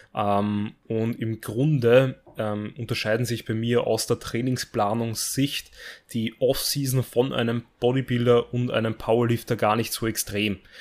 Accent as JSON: {"language": "German", "country": "Austria", "said": "bei uns in Österreich"}